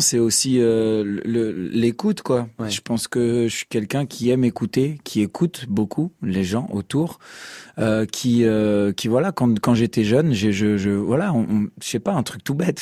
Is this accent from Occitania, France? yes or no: no; Strasbourg, Grand Est, France; Moi aussi, je viens de Strasbourg comme vous